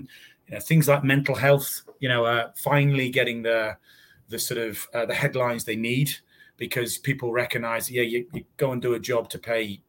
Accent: North East England, United Kingdom; accent: Northeast; growing up in the Northeast as a kid, I used to have a very fast, impenetrable accent. I've now just got a very fast accent.

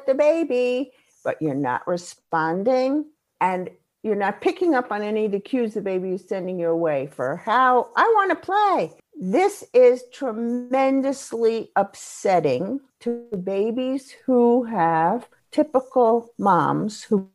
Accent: New York City, New York, United States; And I grew up in Brooklyn.

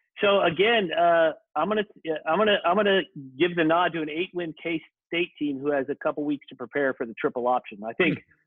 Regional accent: Georgia, United States; they are my home state

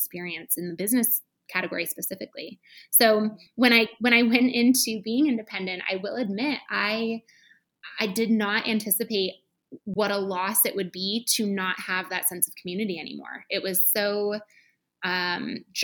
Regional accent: Michigan, United States; moved away as an adult; also born or lived in Chicago; I went to a Paul Mitchell school in Michigan, where I'm from

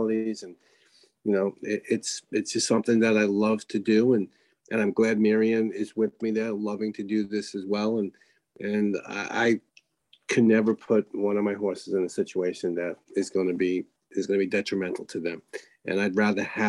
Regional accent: New York, United States; I was raised in New York

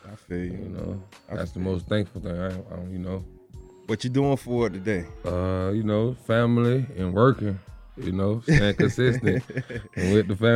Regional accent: Deerfield Beach, Florida, United States; I'm from Broward County, Florida. Okay. Deerfield Beach, exit 42.

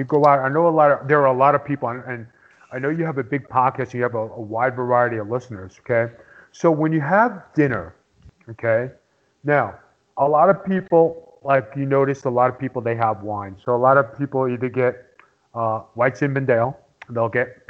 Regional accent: New York City, New York, United States; I'm from Staten Island

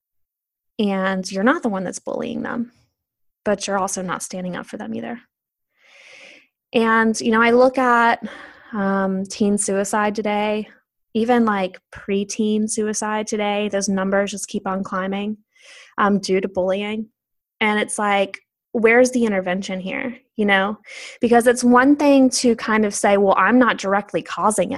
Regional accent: the South, United States; growing up in the South

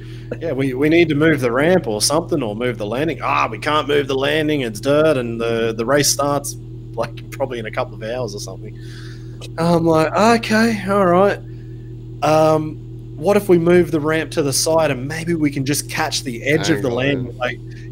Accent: Australia; now in Germany; as an Australian

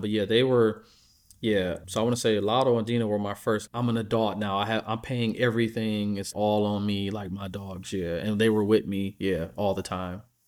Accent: Midwest, United States; I'm from the Midwest, so we're very blue-collar people

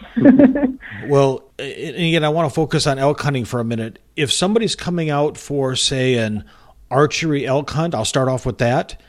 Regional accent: just north of Port Huron, Michigan, United States; moved away; I grew up just north of Port Huron

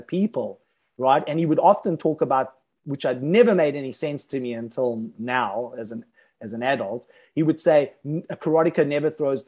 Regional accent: South Africa; when I was growing up in South Africa

